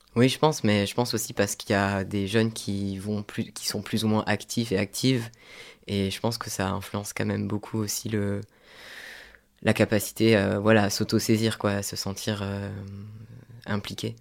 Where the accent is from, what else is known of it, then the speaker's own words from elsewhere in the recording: south of France, France; moved away; je suis originaire du sud de la France